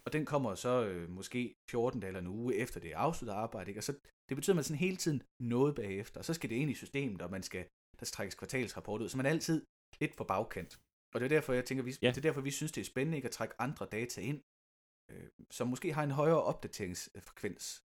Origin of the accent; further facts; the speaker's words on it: Lystrup, Central Denmark Region, Denmark; der, hvor jeg kommer fra i Lystrup